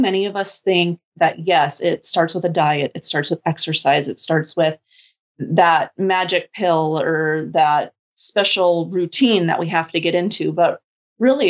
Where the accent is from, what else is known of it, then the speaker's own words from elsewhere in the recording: Bismarck, North Dakota, United States; I am from Bismarck, North Dakota.